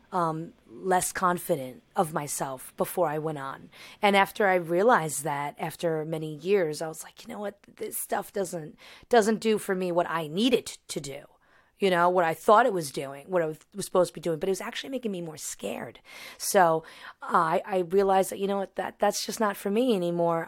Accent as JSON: {"language": "English", "region": "New York", "country": "United States", "said": "I'm from New York"}